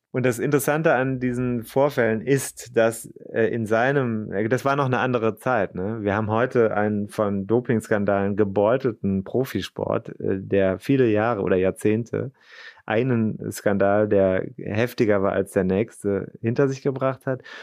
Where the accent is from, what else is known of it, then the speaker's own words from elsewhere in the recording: Rhineland-Palatinate, Germany; ich bin ja in Rheinland-Pfalz zur Schule gegangen